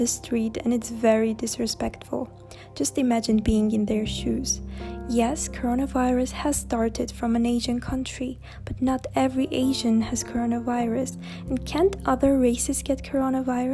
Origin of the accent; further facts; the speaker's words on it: Armenia; from Armenia